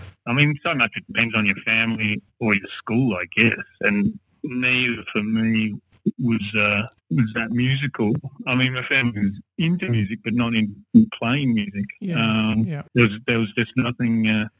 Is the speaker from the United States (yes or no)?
no; Melbourne, Victoria, Australia; I'm very Melbourne. I have lived in Melbourne all my life and grew up in the beautiful eastern suburbs, middle eastern suburbs, Ivanhoe. Very comfortable and safe there in those eastern suburbs.